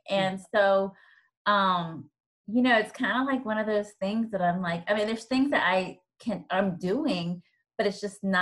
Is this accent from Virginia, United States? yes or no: yes; Virginia, United States; also born or lived in Georgia; now in Atlanta, United States; I'm originally from Virginia. I now live in Georgia um, with I have four kids and my husband, um